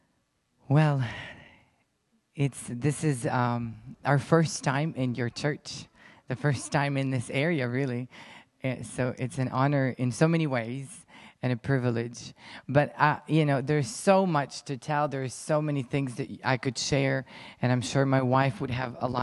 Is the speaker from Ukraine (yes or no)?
yes; Ukraine; English is a second language; I'm Ukrainian, I was born in Ukraine, raised in Ukraine, and lived there my whole life.